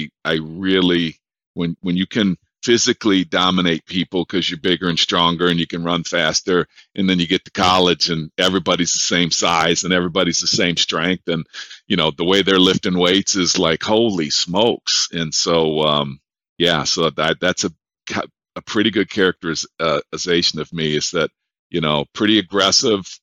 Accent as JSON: {"language": "English", "town": "Detroit", "region": "Michigan", "country": "United States", "also_born_or_lived": "Boise, Idaho", "moved": "as an adult", "said": "I'm from Detroit"}